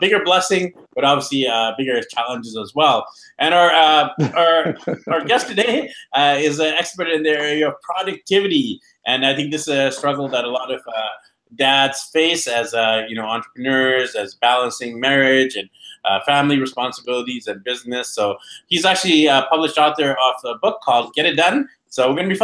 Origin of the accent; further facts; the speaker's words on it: Vancouver, British Columbia, Canada; I'm actually from Vancouver.